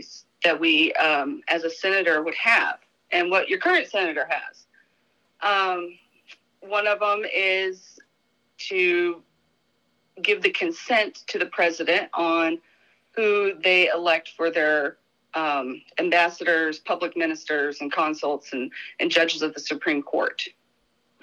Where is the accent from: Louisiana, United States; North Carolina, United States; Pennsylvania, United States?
North Carolina, United States; moved away as an adult; also born or lived in Florida; now in Hawaii, United States; raised in North Carolina